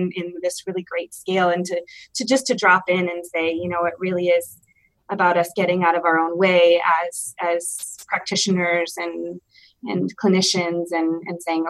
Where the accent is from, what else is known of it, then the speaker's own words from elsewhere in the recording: Michigan, United States; moved away as an adult; now in Denver, United States; I am originally from Michigan and moved out here a couple of years ago to go to grad school.